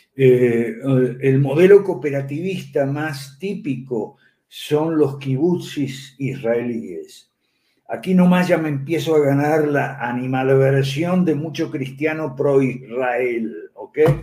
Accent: Argentina; en mi país natal, Argentina

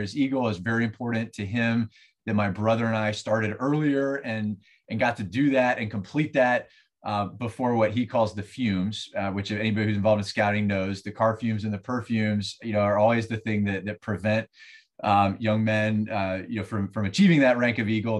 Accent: Southeast, United States; also born or lived in Ohio; now in St. Petersburg, United States; I'm from elsewhere. I was, I grew up in the Southeast

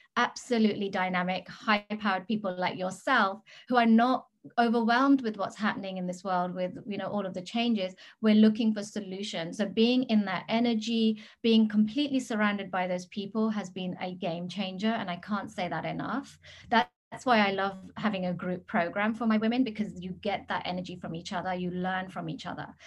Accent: England, United Kingdom; moved away as an adult; also born or lived in Gili Trawangan, Indonesia; now in Bali, Indonesia; I am British. I've been I was born in England

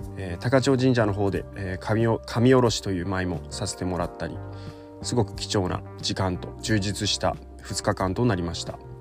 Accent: Takachiho, Miyazaki, Japan; 僕の地元の本組地区の神楽

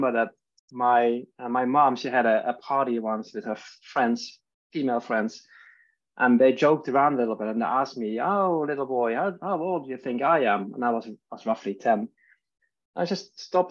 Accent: Netherlands; now in Stockholm, Sweden; I'm living in Sweden. I'm from Holland. That's where I'm born. And my family and I are living in Stockholm today

